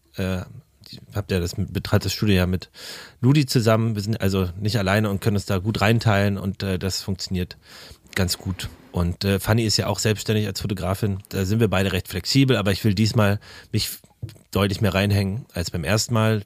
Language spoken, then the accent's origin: German; Berlin, Germany; ich bin ja in, in Berlin-Karlshaus aufgewachsen mit, mit den Ostwerten